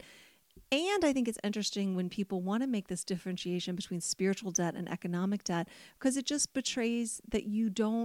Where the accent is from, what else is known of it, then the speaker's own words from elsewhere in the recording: United States; as an American